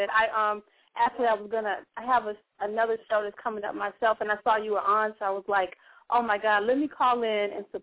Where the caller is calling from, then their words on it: Washington, District of Columbia, United States; I'm calling from the Washington D.C. area.